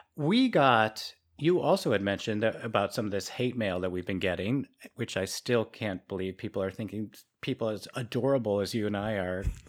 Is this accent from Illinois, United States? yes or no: yes; Chicago, Illinois, United States; moved away; I grew up in Chicago